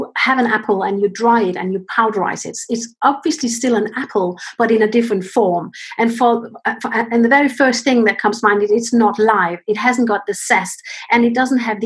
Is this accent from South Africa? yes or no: no; Denmark; now in United Kingdom; I'm actually originally from Denmark, and my parents are in Denmark, and I'm here in the UK.